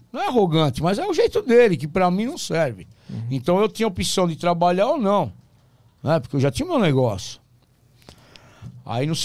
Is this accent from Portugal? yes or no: no; Porto Alegre, Rio Grande do Sul, Brazil; Ah, da minha terra.